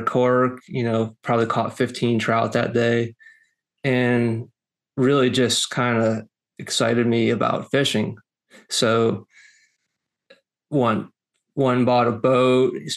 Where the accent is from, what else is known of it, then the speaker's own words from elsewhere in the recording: Rochester, New York, United States; now in Lowcountry, South Carolina, United States; I'm not from here. I'm from Western New York, Rochester area